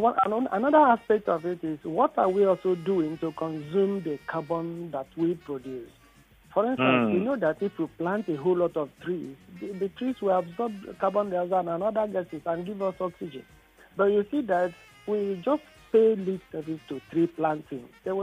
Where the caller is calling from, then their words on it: Ijora/Igando, Lagos, Nigeria; I'm calling from Egondo.